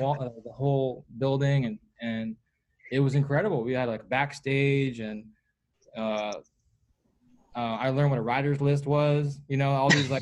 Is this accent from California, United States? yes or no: yes; Bay Area, California, United States; in the Bay Area, my hometown